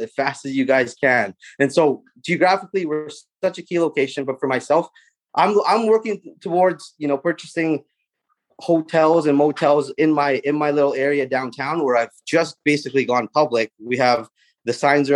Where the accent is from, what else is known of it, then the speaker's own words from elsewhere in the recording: Prince Rupert, British Columbia, Canada; I'm born and raised in Prince Rupert